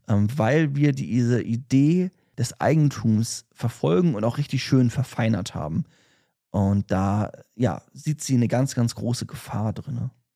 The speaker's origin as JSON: {"language": "German", "country": "Germany", "said": "wir als Deutsche, die jetzt in Deutschland leben"}